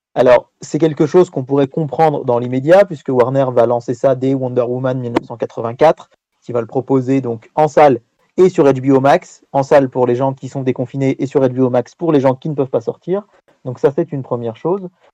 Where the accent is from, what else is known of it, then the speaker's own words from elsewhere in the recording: France; chez nous en France